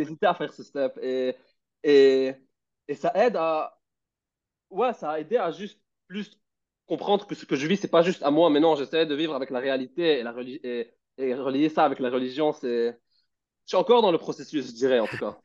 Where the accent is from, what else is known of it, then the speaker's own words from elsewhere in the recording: Lebanon; moved away as an adult; j'étais au Liban et j'ai quitté le Liban pour aller dehors et je vivais seul